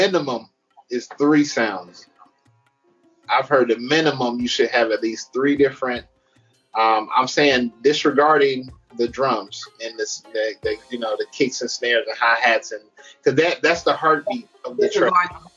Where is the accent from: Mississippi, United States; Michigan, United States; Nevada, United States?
Nevada, United States; Las Vegas; also born or lived in Virginia; I'm from Las Vegas. But I'm also bi-coastal in Virginia, which is my second home